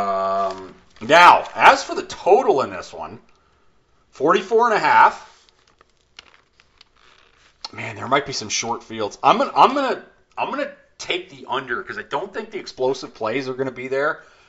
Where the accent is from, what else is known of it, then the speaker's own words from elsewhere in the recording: Canada; we are from Canada here and we use the far superior metric system.